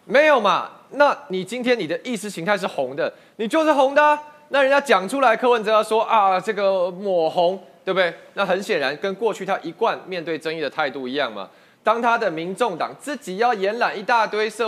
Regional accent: United States; born there; 我自己过去我在美国出生，我有美国国籍，我也放弃啊。

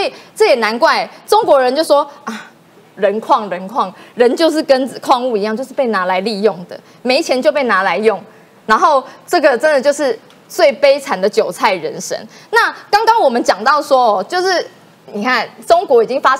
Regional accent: Taiwan; 这是因为全体人民，我们台湾人民共同努力的成果

